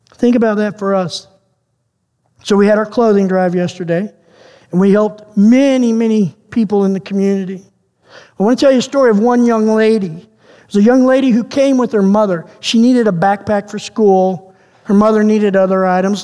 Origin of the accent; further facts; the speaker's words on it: United States; now in Canada; as an American